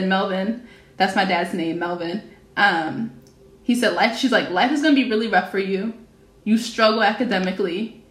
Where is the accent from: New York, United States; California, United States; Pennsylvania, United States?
Pennsylvania, United States; Philadelphia; I'm from Philadelphia. My neighborhood high school is MLK High School